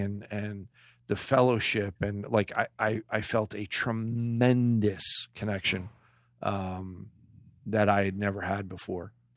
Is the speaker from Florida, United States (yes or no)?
no; Clark, New Jersey, United States; I grew up in Clark, so I was a white boy coming into Elizabeth